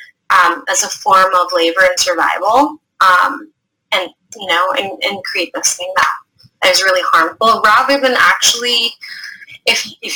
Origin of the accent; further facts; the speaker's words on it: United States; I was born in the States